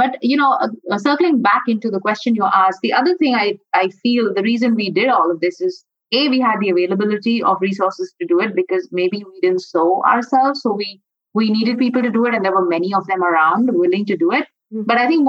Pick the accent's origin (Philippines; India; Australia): India; all of us growing up in India at some point realized that we had immense access to artisans and tailors.